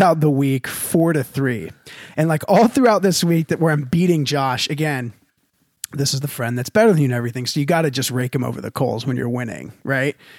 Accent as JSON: {"language": "English", "region": "Texas", "country": "United States", "said": "I'm from Texas."}